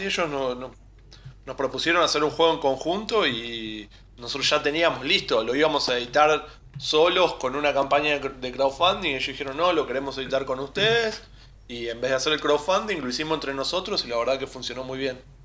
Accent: Buenos Aires, Argentina; somos de Buenos Aires, vivimos cerquita del obelisco

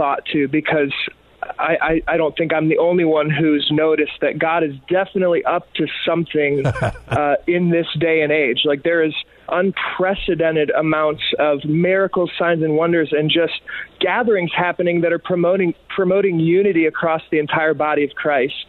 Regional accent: Michigan, United States; moved away; I'm originally from Michigan

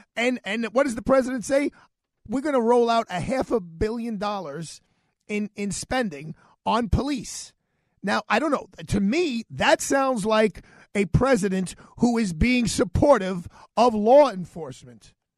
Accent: New York City, New York, United States; I'm just going to tell you how I see things as a New Yorker.

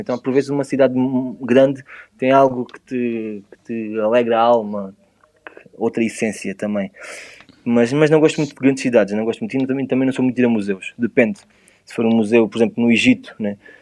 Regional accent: Portugal; Eu sou de Portugal.

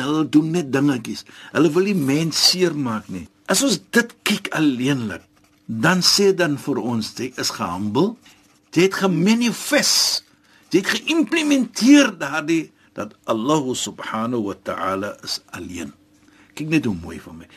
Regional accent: South Africa; ek as 'n Suid-Afrikaner

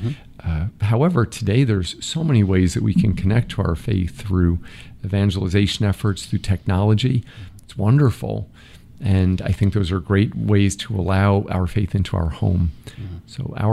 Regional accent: Massapequa, New York, United States; We lived near the water. Mm-hmm. So in Massapequa, which mm-hmm. is about an hour from New York City in Nassau County.

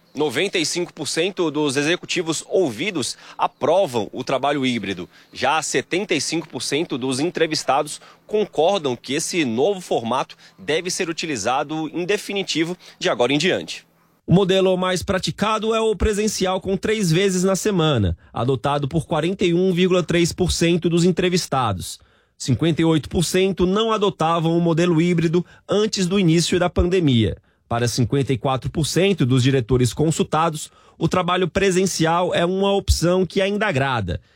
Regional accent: Ceará, Brazil; now in São Paulo, Brazil; Eu que sou cearense

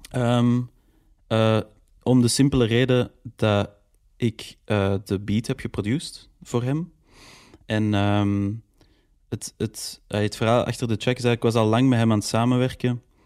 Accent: Antwerp, Flanders, Belgium; mijn roots liggen zo echt in Antwerpen

